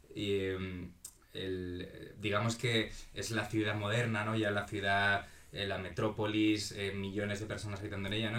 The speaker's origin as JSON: {"language": "Spanish", "town": "Madrid", "region": "Community of Madrid", "country": "Spain", "also_born_or_lived": "A Coruña, Galicia", "said": "de Madrid, viví en Galicia bastantes años y luego me volví a vivir a Madrid."}